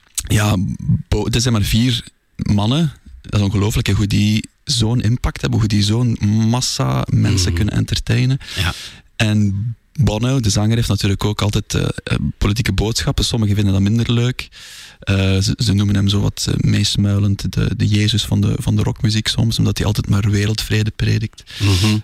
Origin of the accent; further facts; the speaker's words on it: Zoutleeuw, Flanders, Belgium; moved away as an adult; also born or lived in Brussels; omdat ik geen Brusselaar ben. Eh, ik ben daar gaan studeren. Ik ben afkomstig van Zoutleeuw